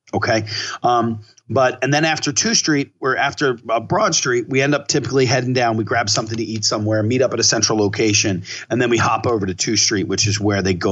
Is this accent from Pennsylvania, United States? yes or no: yes; Philadelphia, Pennsylvania, United States; I'm from Philadelphia. I'm a massive Philadelphia guy.